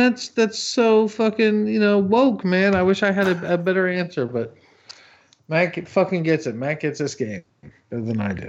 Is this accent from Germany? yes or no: no; Canada; Me, I grew up in Canada.